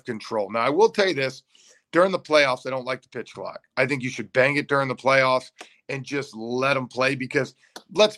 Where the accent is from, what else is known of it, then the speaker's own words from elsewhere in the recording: Atlanta, Georgia, United States; I'm from Atlanta